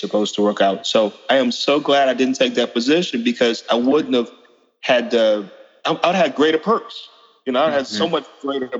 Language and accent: English; Opelousas, Louisiana, United States; now in Baton Rouge, United States; I grew up in South Louisiana, in Opelousas.